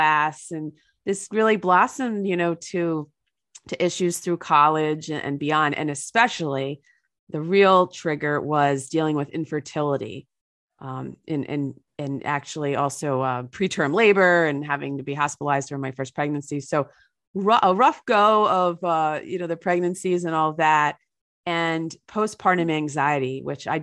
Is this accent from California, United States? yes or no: no; New Jersey, United States; a dirty New Jersey river in my hometown